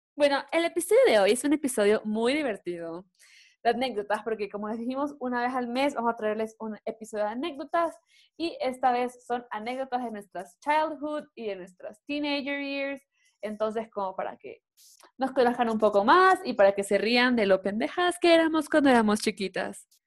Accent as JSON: {"language": "Spanish", "town": "Guayaquil", "region": "Guayas", "country": "Ecuador", "said": "yo soy de Guayaquil, vivíamos en Guayaquil"}